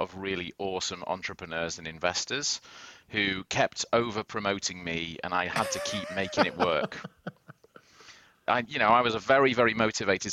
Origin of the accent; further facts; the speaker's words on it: United Kingdom; also born or lived in Boston; now in New York City, United States; I'm British originally